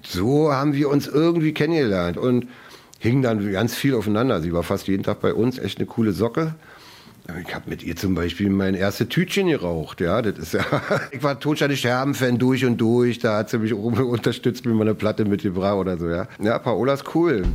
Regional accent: Berlin, Germany; accent: Berlinern; bin Ostberliner. Ja, aber ich kann auch Hochdeutsch sprechen. Ja, jetzt bin ich tatsächlich schon 55. Geboren bin ich in Ostberlin im schönen grünen Köpenick

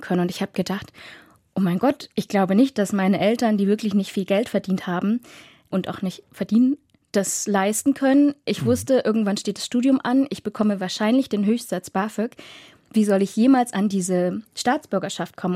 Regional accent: Dresden, Saxony, Germany; moved away as an adult; Und ich bin 94 in Dresden geboren, aufgewachsen, zur Schule gegangen

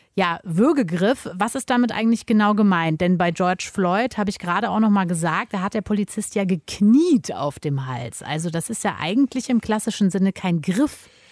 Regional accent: Germany; bei uns in Deutschland

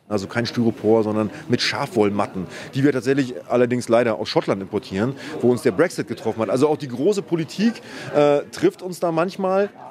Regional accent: Waren, Mecklenburg-Vorpommern, Germany; sehe ich mich nicht als Ostdeutscher, ich sehe mich als Mecklenburger, als Deutscher, als Europäer.

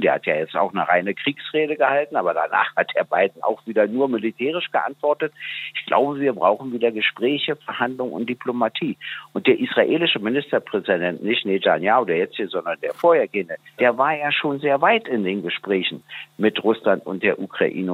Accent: Germany; als Deutscher

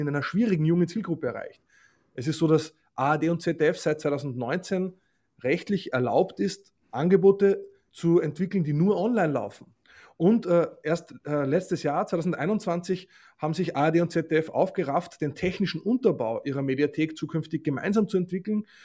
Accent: Austria; moved away; also born or lived in Germany; als Österreicher, der in Deutschland in Rundfunkgremien tätig ist

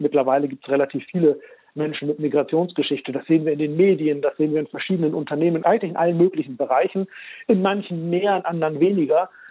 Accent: Germany; Ich bin ja in Deutschland geboren und aufgewachsen

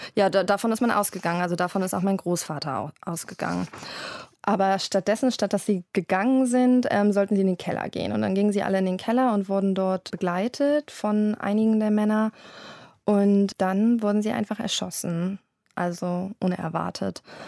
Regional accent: Berlin, Germany; also born or lived in London; habe ich mich entschieden, zurück in meine Heimatstadt Berlin zu ziehen

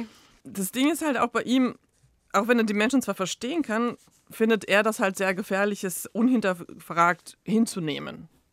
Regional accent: Zagreb, City of Zagreb, Croatia; ich als Kroatin aus Zagreb

